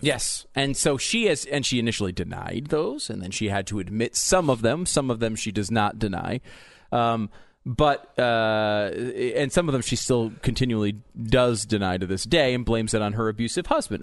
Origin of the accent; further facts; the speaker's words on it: Connecticut, United States; also born or lived in New York; now in Texas, United States; I grew up in Connecticut. I was born in New York.